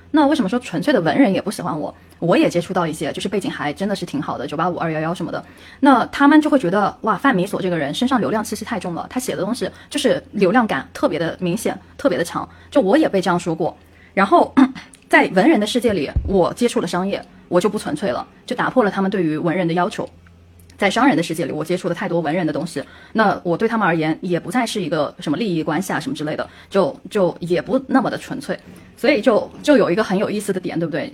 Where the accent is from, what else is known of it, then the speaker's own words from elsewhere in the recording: China; 我们作为中国人，我们曾经接受的一套，呃，教育理念